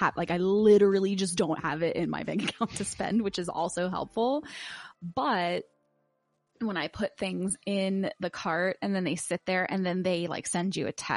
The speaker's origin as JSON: {"language": "English", "town": "Pittsburgh", "region": "Pennsylvania", "country": "United States", "accent": "Pittsburgh", "said": "we're from Pittsburgh"}